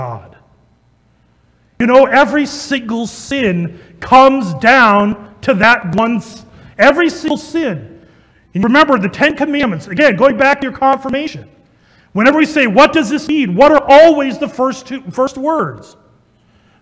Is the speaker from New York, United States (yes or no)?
no; Ankeny, Iowa, United States; I grew up in Ankeny